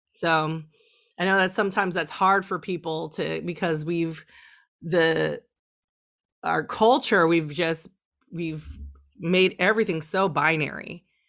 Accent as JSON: {"language": "English", "region": "California", "country": "United States", "tie": "born or raised there", "said": "even though I grew up in California, I grew up in a small town"}